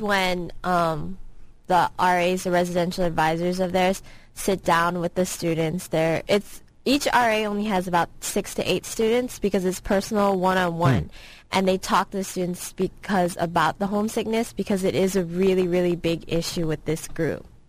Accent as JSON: {"language": "English", "town": "San Francisco", "region": "California", "country": "United States", "said": "I'm from San Francisco."}